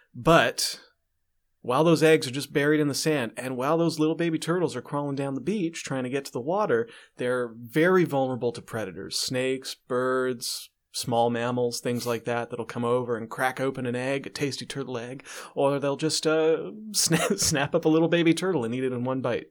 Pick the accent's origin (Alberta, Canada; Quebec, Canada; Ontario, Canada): Alberta, Canada; Calgary; I'm from Calgary